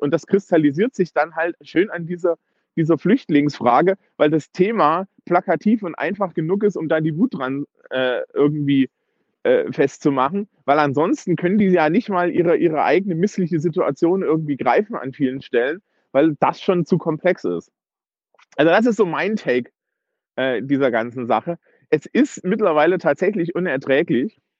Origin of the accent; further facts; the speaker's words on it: East Germany, Germany; also born or lived in Eisenach, Thuringia; ich bin ja auch Ossi und habe auch da entsprechende äh, Verwandtschaft